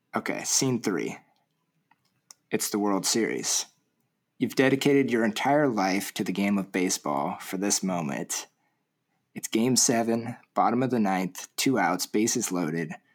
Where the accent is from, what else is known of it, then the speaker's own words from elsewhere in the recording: Orange County, Southern California, United States; I grew up in Orange County, Southern